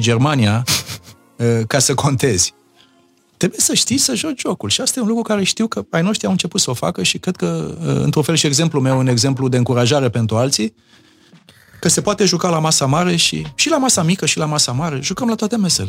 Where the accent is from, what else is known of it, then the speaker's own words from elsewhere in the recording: Romania; moved away as an adult; eu sunt român și rămân rămân toată viața